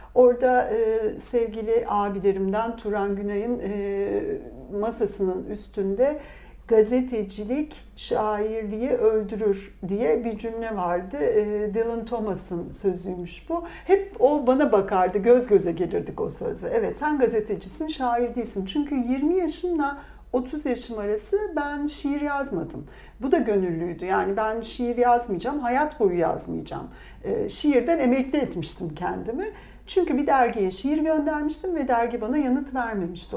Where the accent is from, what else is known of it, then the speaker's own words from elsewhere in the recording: Bursa, Turkey; also born or lived in Antalya; ben Bursa doğumluyum.